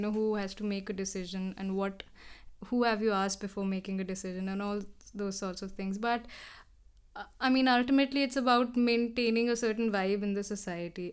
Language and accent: English; Dehradun, Uttarakhand, India; moved away as an adult; now in Delhi, India; growing up in Dehradun around mountains